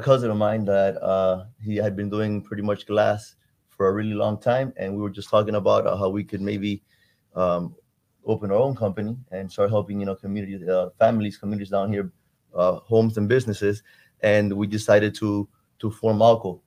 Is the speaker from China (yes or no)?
no; Cuba; now in Miami, United States; I'm from Cuba. I love my my roots, my heritage, but this country gave me something that unfortunately my birth country couldn't